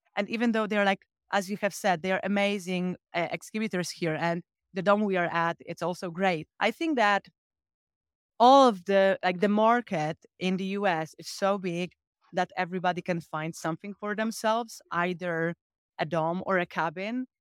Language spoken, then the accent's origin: English; Poland; I'm from Evans Glamping, so all the way from Poland